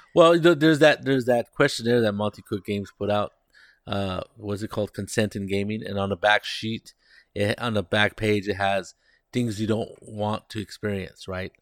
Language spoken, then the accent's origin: English; Monterey, California, United States; now in San Jose, United States; I grew up in Monterey, which is a county just south of us